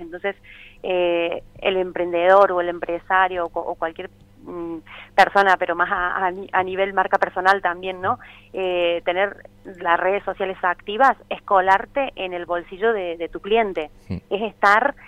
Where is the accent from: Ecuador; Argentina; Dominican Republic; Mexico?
Argentina; moved away as an adult; now in Barcelona, Spain; yo soy una argentina que lleva 14 años aquí en Barcelona